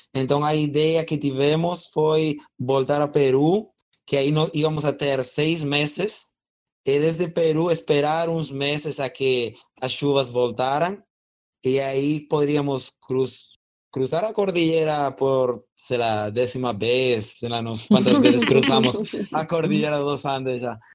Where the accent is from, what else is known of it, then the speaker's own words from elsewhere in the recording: Spain; Portuguese is a second language; moved away; sou da Espanha, então estou falando um belo portunhol aqui com vocês